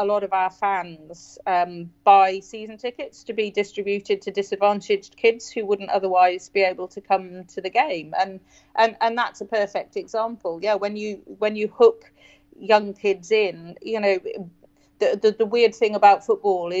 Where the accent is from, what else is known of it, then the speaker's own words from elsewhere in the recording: Newcastle upon Tyne, North East England, United Kingdom; now in Wirral, United Kingdom; I was brought up for part of my life in Newcastle